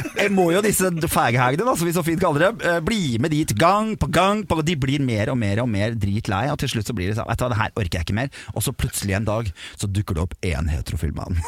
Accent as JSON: {"language": "Norwegian", "country": "Norway", "tie": "born or raised there", "said": "vi er født i Norge"}